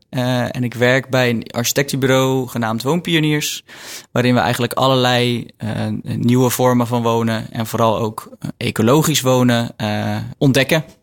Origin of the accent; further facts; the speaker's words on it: Waddinxveen, South Holland, Netherlands; moved away as an adult; also born or lived in Mechelen; now in 's-Hertogenbosch, Netherlands; ik heb zelf altijd in Waddingsveen gewoond. Dus okay. een dorpje